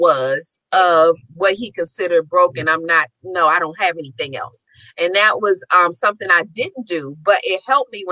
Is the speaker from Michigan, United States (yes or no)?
no; Maryland, United States; I'm from Maryland